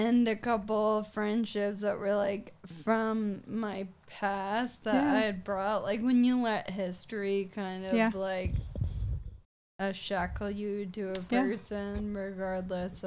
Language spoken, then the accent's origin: English; Franklin, United States; I'm from Franklin